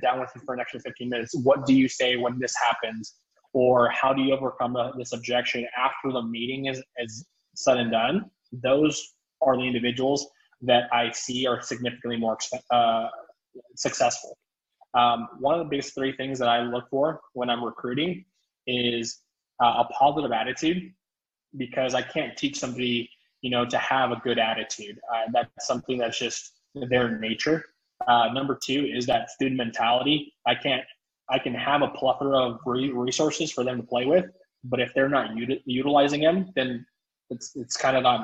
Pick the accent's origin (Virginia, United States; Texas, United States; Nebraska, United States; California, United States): Texas, United States; South; So my hometown just got devastated by Hurricane Hannah.